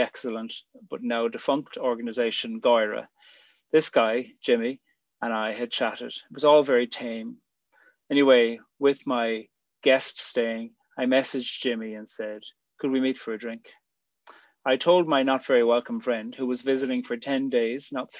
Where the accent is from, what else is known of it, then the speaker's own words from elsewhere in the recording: Ireland; moved away as an adult; also born or lived in Switzerland / Australia; I'd be back in Ireland. When I'd left 5 years earlier, I always imagined I'd never live in Ireland again. I did love coming home for visits